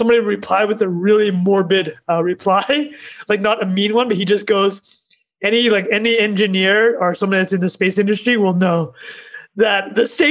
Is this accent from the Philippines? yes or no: no; Canada; as a Canadian